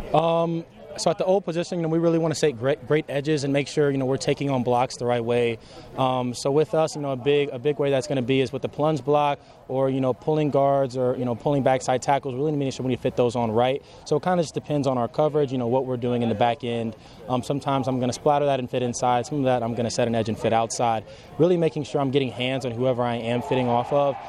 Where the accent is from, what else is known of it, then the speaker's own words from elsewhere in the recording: New Albany, Indiana, United States; moved away as an adult; I grew up grew up in New Albany, Indiana, all my life.